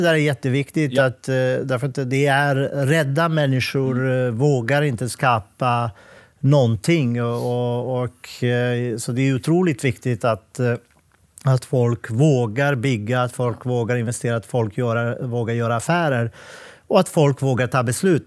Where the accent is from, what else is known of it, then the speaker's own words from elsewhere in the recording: Montenegro; Swedish is a second language; also born or lived in Bosnia; now in Sweden; Jag är född och uppväxt i Montenegro